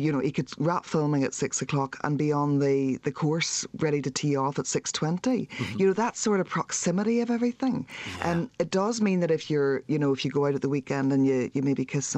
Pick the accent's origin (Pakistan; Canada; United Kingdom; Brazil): United Kingdom; Ballymena, Northern Ireland; I'm from Ballymena, which is where Reverend Ian Paisley was